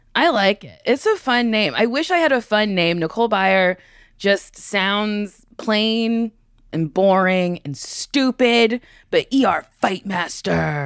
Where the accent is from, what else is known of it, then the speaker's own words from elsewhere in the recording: Middletown, New Jersey, United States; I'm from Middletown, New Jersey